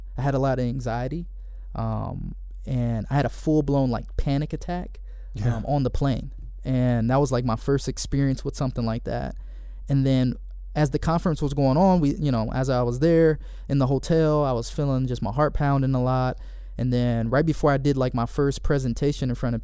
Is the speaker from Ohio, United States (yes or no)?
yes; Cleveland, Ohio, United States; moved away as an adult; now in Michigan, United States; I went to school here in Michigan, but I'm originally from Cleveland, Ohio